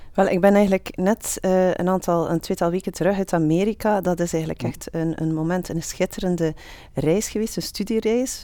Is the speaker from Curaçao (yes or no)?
no; Flanders, Belgium; wij als Vlaming